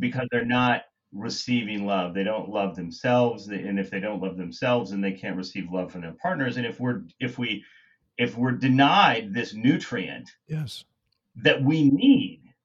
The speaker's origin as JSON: {"language": "English", "region": "Kansas", "country": "United States", "tie": "born or raised there", "said": "You know, I'm from Kansas. And when guys from, you know, my community, that where I grew up, join EVRYMAN"}